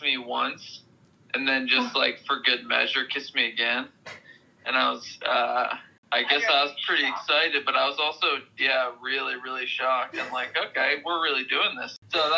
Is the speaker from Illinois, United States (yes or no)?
no; Columbus, Ohio, United States